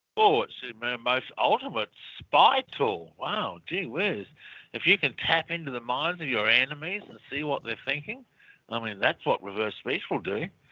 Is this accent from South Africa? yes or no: no; Australia; moved away as an adult; also born or lived in United States; Australia, which is obviously where I'm from, but as you can tell by my accent.